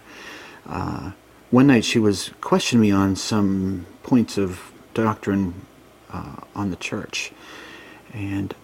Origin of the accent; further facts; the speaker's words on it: Worcester County, Massachusetts, United States; now in Pennsylvania, United States; I grew up in a small town a little bit away from Worcester's in the sticks